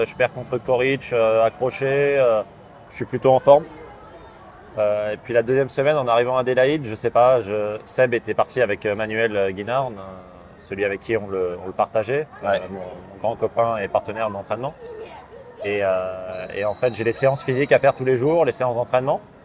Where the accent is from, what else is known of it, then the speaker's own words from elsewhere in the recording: Paris suburbs, Île-de-France, France; moved away as an adult; also born or lived in Gassin / Texas; now in Rennes, France; je suis parisien, banlieusard. Val-de-Marne, Vincennes, puis Saint-Germain-en-Laye dans les Yvelines